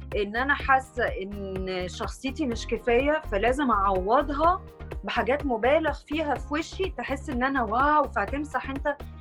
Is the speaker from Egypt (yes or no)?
yes; Egypt; احنا مثلا كمصريين